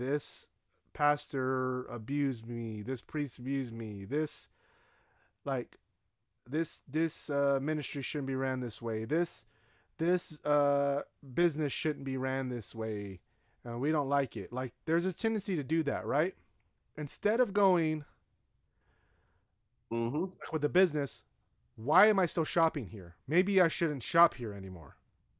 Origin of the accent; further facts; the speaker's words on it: Nigeria; But Nigerians are some of the most racist people I ever met in my life. And I'm saying that from being Nigerian.